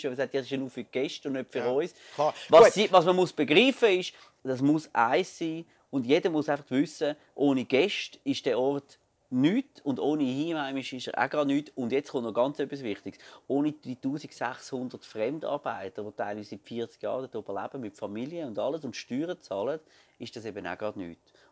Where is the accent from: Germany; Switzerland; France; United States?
Switzerland; Glarus; Ich bin ja ursprünglich Glarner